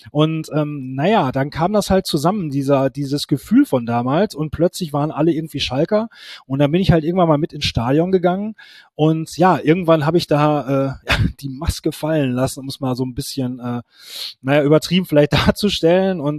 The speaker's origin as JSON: {"language": "German", "town": "Duisburg", "region": "North Rhine-Westphalia", "country": "Germany", "tie": "born there", "lives_now": "Gelsenkirchen, Germany", "said": "Also, ähm, ich bin gebürtiger Duisburger, ähm, wohne mittlerweile in Gelsenkirchen"}